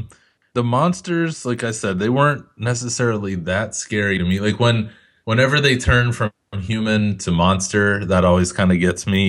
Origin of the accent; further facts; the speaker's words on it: United Kingdom; Like, yeah, of course I know all these monsters and how to fight vampires. I'm British.